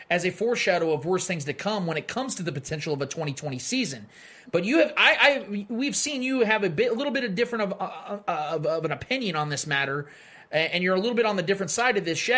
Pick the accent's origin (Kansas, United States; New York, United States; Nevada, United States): Kansas, United States; Olathe; born or raised there